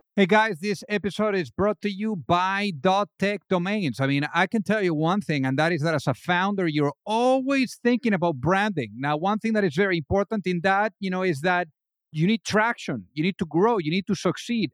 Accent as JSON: {"language": "English", "town": "Madrid", "region": "Community of Madrid", "country": "Spain", "tie": "born or raised there", "said": "I was raised in Madrid"}